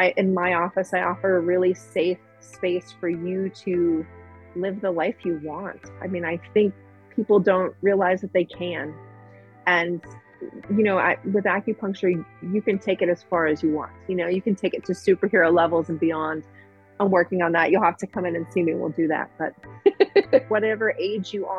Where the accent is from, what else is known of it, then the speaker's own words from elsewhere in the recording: Belchertown, Massachusetts, United States; also born or lived in Florida; I am actually from the area. I grew up in Belchertown